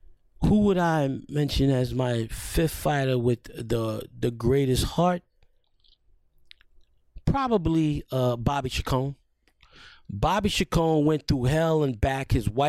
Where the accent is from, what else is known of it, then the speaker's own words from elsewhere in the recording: New York City, New York, United States; I grew up in the Bronx